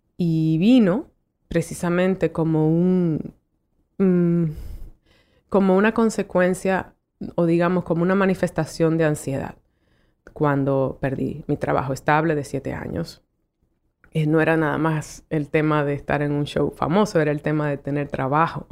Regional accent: Dominican Republic; moved away as an adult; also born or lived in New York, United States; yo como mujer dominicana

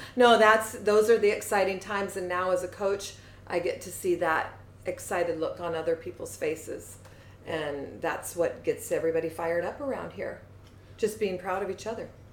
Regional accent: Seattle, Washington, United States; I grew up in Seattle, just across the water, specifically by Green Lake.

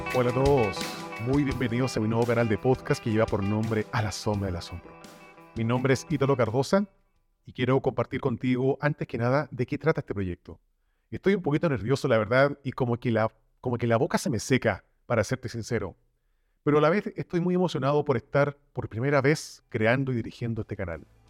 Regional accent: Chile; now in Mexico; Soy originario de Chile, pero estoy viviendo ya hace unos años en la bella nación mexicana

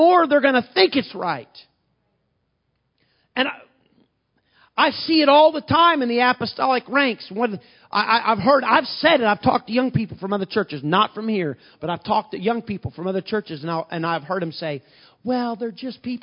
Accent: Southern Illinois, United States; moved away as an adult; now in Bloomington, United States; I moved from Podunk, Illinois, Southern Illinois, a town of 1,800 people

